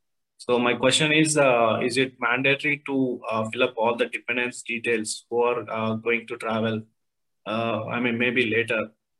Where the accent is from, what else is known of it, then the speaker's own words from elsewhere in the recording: Hyderabad, Telangana, India; Hi, sir. I'm from India, Hyderabad.